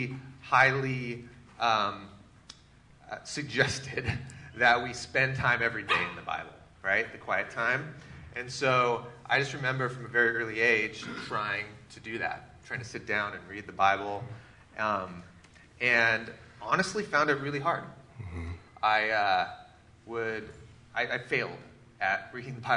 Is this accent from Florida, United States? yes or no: no; Seattle, Washington, United States; I grew up in the Pacific Northwest, in Seattle area, and grew up in the church.